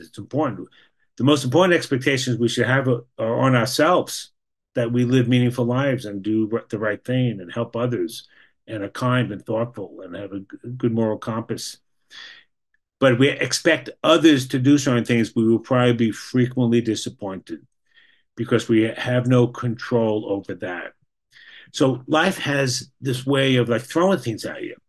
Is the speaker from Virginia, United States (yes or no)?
no; New York, United States; moved away as an adult; now in Boston, United States; I was educated in New York. I grew up in New York. I live in Boston the last 40 years